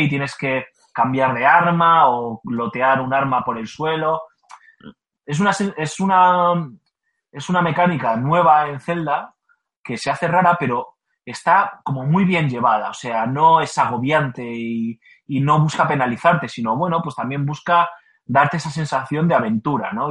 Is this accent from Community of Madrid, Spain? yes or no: no; Basque Country, Spain; yo como buen vasco que soy